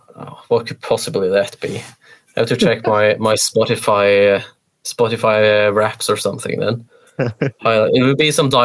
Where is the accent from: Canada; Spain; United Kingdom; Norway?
Norway; born or raised there; moved away as an adult; now in New Zealand